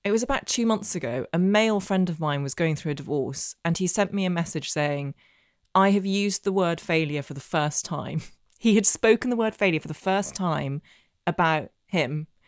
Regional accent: Northern Ireland, United Kingdom; Uh, basically, so I grew up in Northern Ireland. I know I don't have the accent, but I did, and my secondary school in Belfast was the only school um, in the entire province that taught Russian.

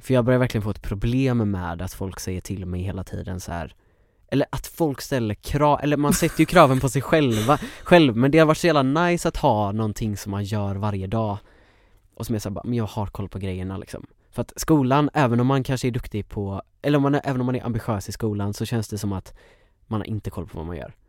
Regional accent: Sävedalen, Västra Götaland, Sweden; Jag är från Sävedalen.

